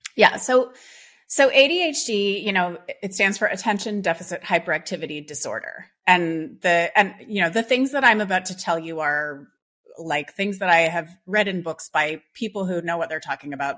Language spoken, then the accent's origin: English; Canada; I grew up in Canada